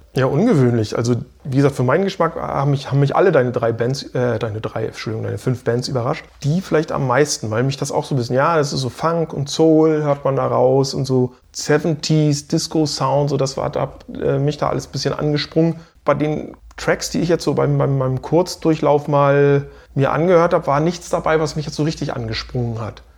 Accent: Stralsund, Mecklenburg-Vorpommern, Germany; aus meiner Heimatstadt Stralsund

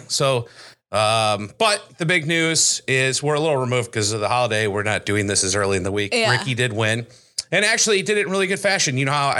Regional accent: United States; I'm an American through and through.

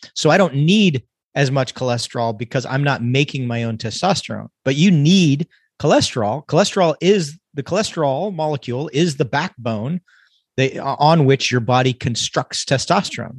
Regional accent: California, United States; now in Texas, United States; I'm originally born and raised in California.

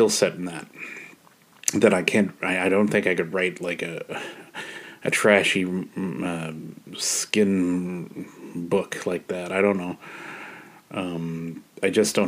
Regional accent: Canada; I'm a Canadian

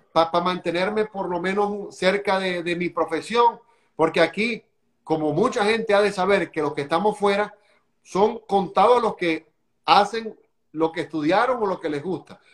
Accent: Venezuela; now in United States; soy venezolano

